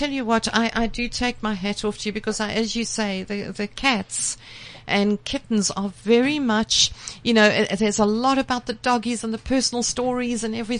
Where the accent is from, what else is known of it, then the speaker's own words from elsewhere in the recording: West Rand, Gauteng, South Africa; I'm from the West Rand